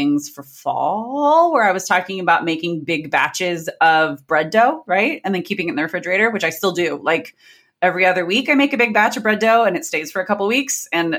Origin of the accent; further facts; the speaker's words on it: San Diego, California, United States; as a San Diego native, the Teachers Pay Teachers Conference is here in July in San Diego. And I feel like I want to welcome everybody to my hometown.